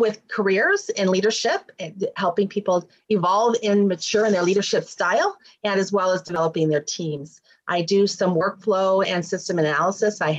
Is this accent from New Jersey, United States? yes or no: no; Warren, Michigan, United States; I grew up in Michigan, a suburb of Detroit, Warren, Michigan